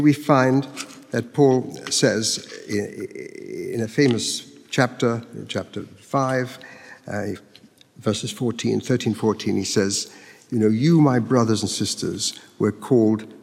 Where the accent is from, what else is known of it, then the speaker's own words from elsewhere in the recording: Mexico; moved away; I grew up in Mexico, where every day you can see the pilgrims making their way to the shrine of the Virgin of Guadalupe.